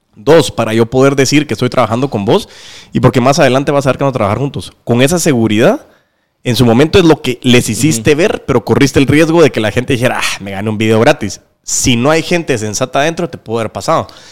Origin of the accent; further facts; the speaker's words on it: Guatemala; somos chapines